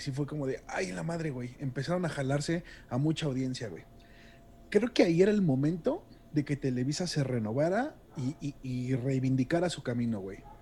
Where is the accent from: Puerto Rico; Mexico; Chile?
Mexico; hablando como público mexicano